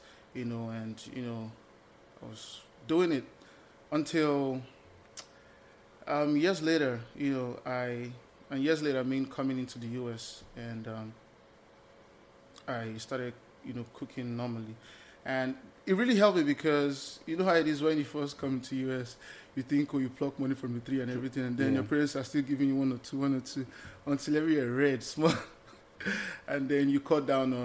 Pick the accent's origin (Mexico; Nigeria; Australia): Nigeria; Lagos; moved away as an adult; also born or lived in Eastern Nigeria (parents' origin); now in United States; I'm Lagosian by birth, but the man from the East, the wise man from the East by, you know, reason of my parents